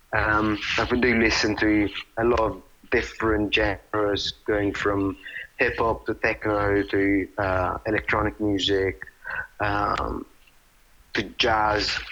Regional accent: Italy; now in London, United Kingdom; I was born and raised in Italy.

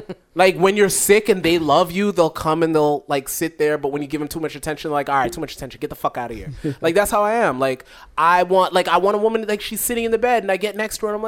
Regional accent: United States; I'm American

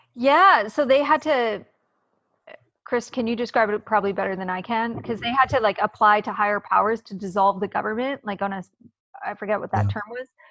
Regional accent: Canada; also born or lived in Vancouver, Canada; as a Canadian

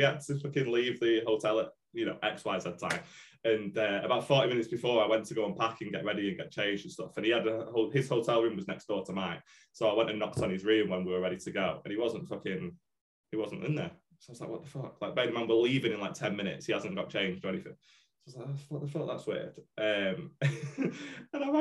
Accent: United Kingdom; I'm too British

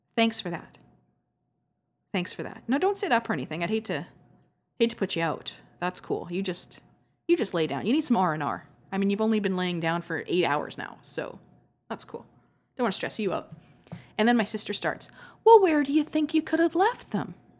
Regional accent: Canada; accent: Canadian; I'm Canadian.

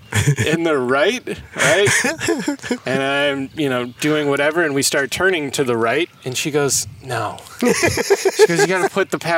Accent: Illinois, United States; we're from Illinois

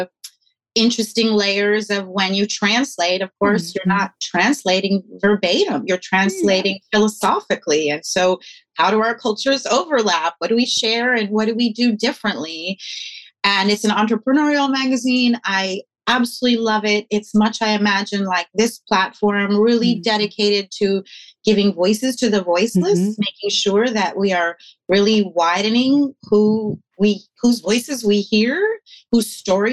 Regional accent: Vermont, United States; also born or lived in New York City / Brooklyn; now in Los Angeles, United States; I grew up Quaker in Vermont, so I grew up with like all white people

